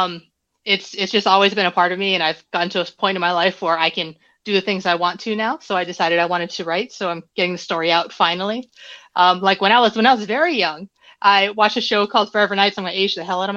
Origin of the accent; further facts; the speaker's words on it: Hawaii, United States; now in Arizona, United States; I am originally from Hawaii, but I now live and burn in Arizona in the desert